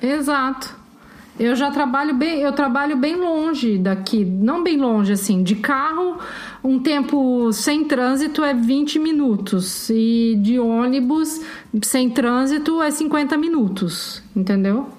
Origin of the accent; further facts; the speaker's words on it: Curitiba, Paraná, Brazil; moved away as an adult; also born or lived in São José dos Campos; eu sou de Curitiba, mas eu já tinha me mudado de lá fazia algum tempo